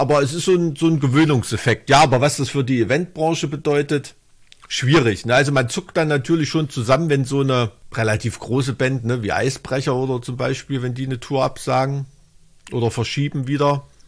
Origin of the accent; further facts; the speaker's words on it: Thuringia, Germany; als Thüringer